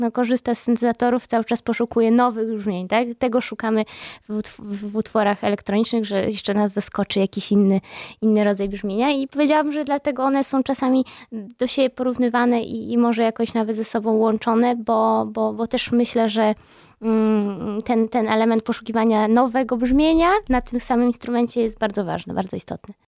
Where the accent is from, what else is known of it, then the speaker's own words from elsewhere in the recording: Gdańsk, Pomeranian Voivodeship, Poland; moved away; ja też jestem z Gdańska